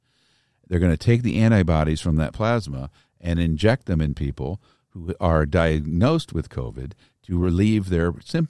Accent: Pekin, Illinois, United States; Pekin's Mineral Springs Park. {S0} Okay. {S1} My hometown. That's where I grew up.

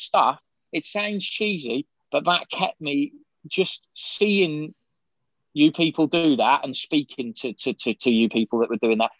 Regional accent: United Kingdom; also born or lived in Shropshire; I lived right near the Welsh border in Shropshire. You know, I never saw it. All I saw was a road sign whenever I went into Wales. But at the same time, I'm very proud of being British

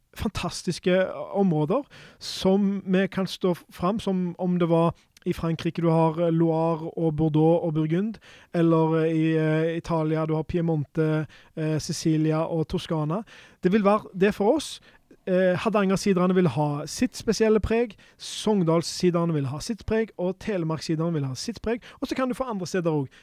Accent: Norway; for oss da, som, som nordmenn

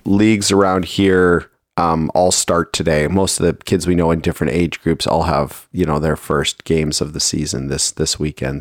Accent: Toronto, Ontario, Canada; also born or lived in Markham, Ontario; I grew up in Toronto

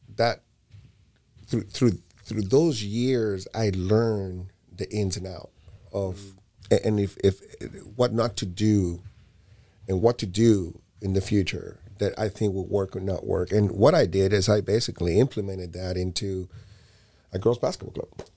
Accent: Barcelona, Catalonia, Spain; moved away; also born or lived in Puerto Rico; I was born in Puerto Rico. My first year after that, I was already in an airplane to Barcelona, Spain

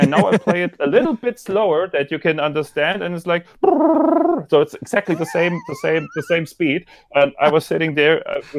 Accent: Freiburg, Baden-Württemberg, Germany; English is a second language; oh you can also talk German to me I'm from Freiburg

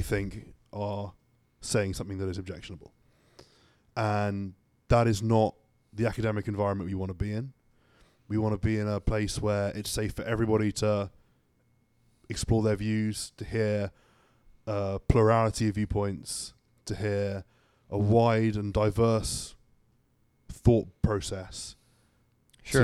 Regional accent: Suffolk, East of England, United Kingdom; moved away as an adult; now in United States; I'm from Suffolk, England.

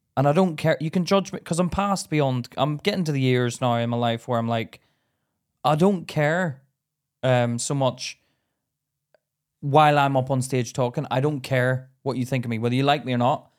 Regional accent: Belfast, Northern Ireland, United Kingdom; moved away; me being in Belfast, I went back recently and I don't feel as Irish as what I did when I was a kid

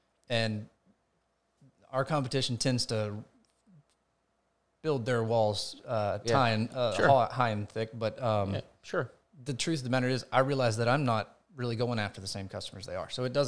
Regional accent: Homer, Georgia, United States; And when we moved to the location where I grew up in Homer, Georgia, her office was located in the back room of the house.

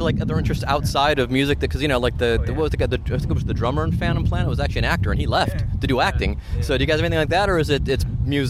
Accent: Cleveland, Ohio, United States; now in Cincinnati, United States; because I'm from Cleveland originally.

